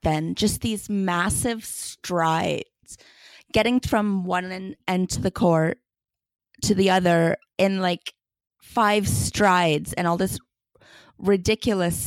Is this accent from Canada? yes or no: yes; Canada; accent: Canadian; I obviously am Canadian, which most listeners will probably pick up on my accent